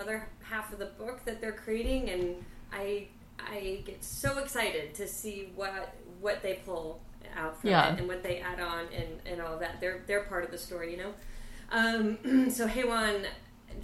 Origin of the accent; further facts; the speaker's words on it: Ann Arbor, Michigan, United States; also born or lived in Santa Cruz, California / Arizona / Colorado Springs, Colorado; now in Los Angeles, United States; by third grade, I moved to Michigan, so like all those formative years were in Ann Arbor